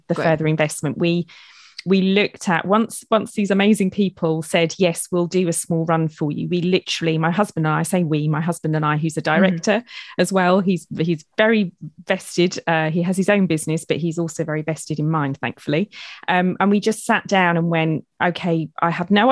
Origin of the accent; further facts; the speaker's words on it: United Kingdom; I'm being very British